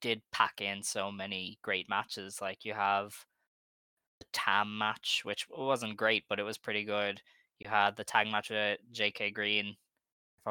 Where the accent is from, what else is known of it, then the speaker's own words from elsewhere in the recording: Ireland; I'm Irish